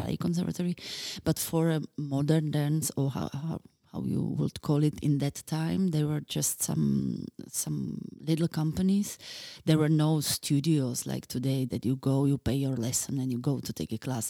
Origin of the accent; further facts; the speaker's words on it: Bratislava, Bratislava Region, Slovakia; now in Czech Republic; I was born in Bratislava